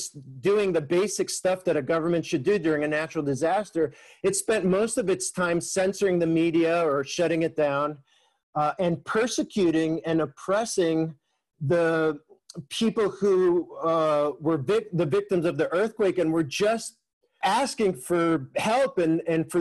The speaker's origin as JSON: {"language": "English", "country": "Mexico", "tie": "born or raised there", "moved": "yes", "said": "growing up in Mexico during the 1980s"}